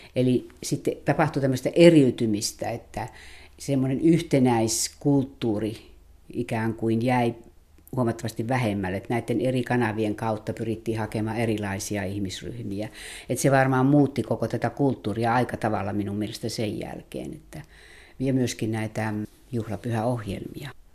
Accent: North Karelia, Finland; itse olen sieltä syntyisin

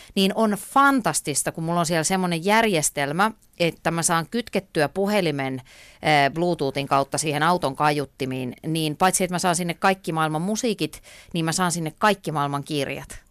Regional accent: Ypäjä, Tavastia Proper, Finland; silloin kun mä olin pieni, niin mä asuin tota Ypäjällä, mä olen sieltä kotoisin

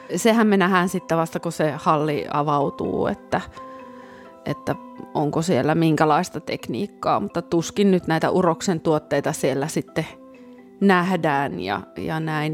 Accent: Kälviä, Central Ostrobothnia, Finland; moved away; mun kotikunta Käläviä

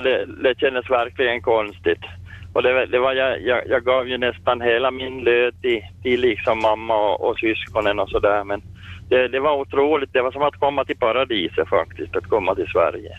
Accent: Finland; moved away as an adult; also born or lived in Sweden; när jag kom till Finland och tillbaka, när jag fick hemlängtan

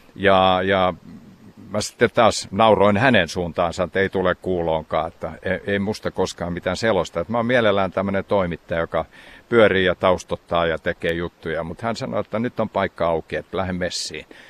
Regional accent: Savitaipale, South Karelia, Finland; moved away; Kuivasen kylä on mun kotikylä ja siinä ihan keskellä kylää on on maatila, talo, mistä mä olen lähtöisin.

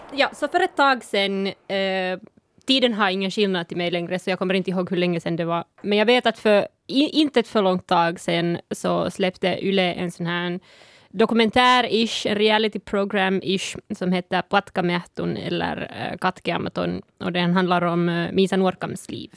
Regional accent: Sápmi, Lapland, Finland; first language Northern Sami; Swedish is a second language; also born or lived in Helsinki; så jag är född i Sápmi. Nordsamiska är mitt modersmål och jag reser mellan Sápmi och Helsingfors hela tiden

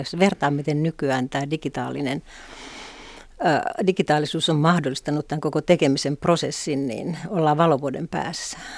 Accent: Pelkosenniemi, Lapland, Finland; moved away as an adult; also born or lived in Helsinki; Mähän olin kotoisin sellaista pienestä kylästä nimeltä Pelkosen Niemi

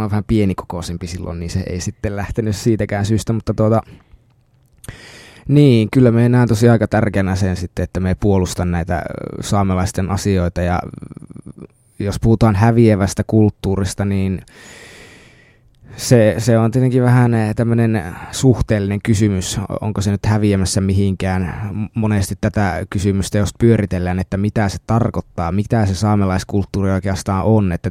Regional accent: Lapland, Finland; että saisin mahdollisimman selkeästi tuotua esille sen, mistä olen kotoisin ja millä tavalla meidän perinteinen ajattelutapamme, eli saamelaisten ajattelutapa sitten tulee esille.

